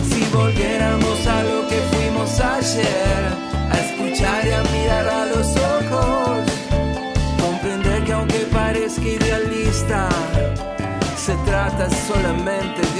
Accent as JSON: {"language": "Spanish", "town": "Villa María", "region": "Córdoba", "country": "Argentina", "said": "soy de Villa María, provincia de Córdoba"}